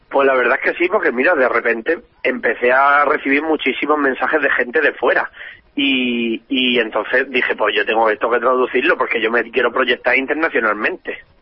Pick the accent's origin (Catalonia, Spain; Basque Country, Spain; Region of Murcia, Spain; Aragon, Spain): Region of Murcia, Spain; yo soy murciana